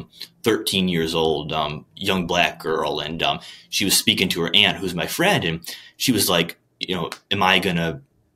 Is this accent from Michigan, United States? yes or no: yes; Port Huron or Sandusky, Michigan, United States; where are you from? I'll mention like Port Huron or Sandusky, Michigan.